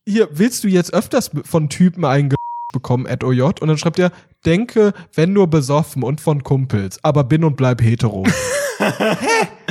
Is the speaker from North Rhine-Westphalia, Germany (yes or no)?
yes; Cologne, North Rhine-Westphalia, Germany; moved away; ich bin jetzt mal in meine Heimat zurückgegangen und bin auch mal in Köln jetzt